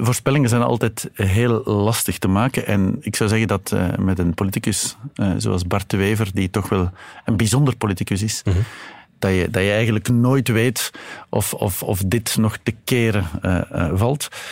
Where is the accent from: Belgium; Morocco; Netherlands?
Belgium; Flanders; bij ons in Vlaanderen